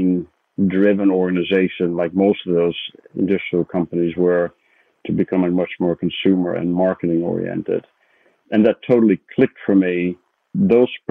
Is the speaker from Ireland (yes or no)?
no; Netherlands; moved away as an adult; now in United States; I'm originally Dutch, So I grew up in the Netherlands